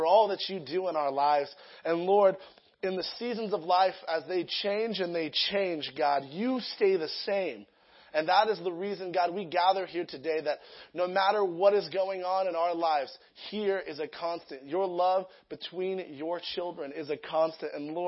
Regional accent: Lake Elsinore, California, United States; also born or lived in Sacramento; I'm from Lake Elsinore area. I've always been there

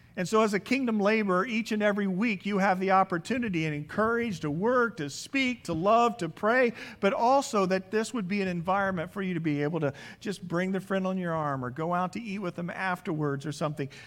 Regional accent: around Indianapolis, United States; moved away as an adult; now in California, United States; Growing up in Indianap- in Indiana, around Indianapolis

